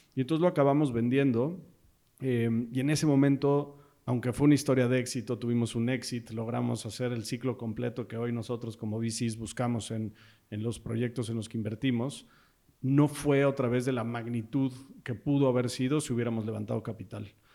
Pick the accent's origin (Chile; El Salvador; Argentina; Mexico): Mexico; Somos founders mexicanos.